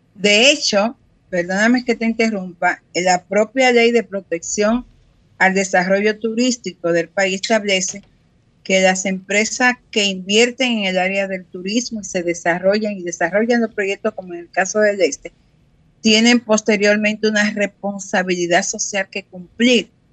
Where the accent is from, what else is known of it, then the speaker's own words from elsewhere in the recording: Higüey, La Altagracia, Dominican Republic; moved away; Higüey, que es el municipio donde yo nací